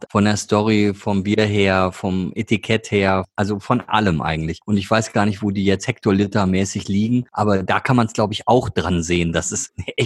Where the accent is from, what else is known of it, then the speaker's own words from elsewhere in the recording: North Rhine-Westphalia, Germany; Ich bin ja aus dem Ruhrgebiet und mag aber auch gerne Rauchbier.